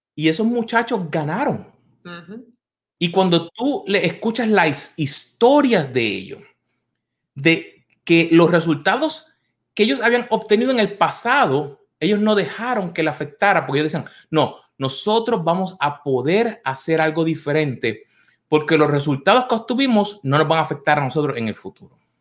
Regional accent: Puerto Rico; cuando yo crecí en Puerto Rico

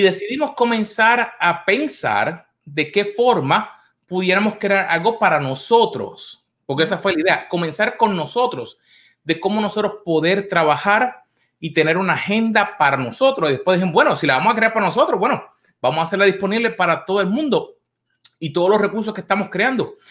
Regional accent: Puerto Rico; cuando yo crecí en Puerto Rico

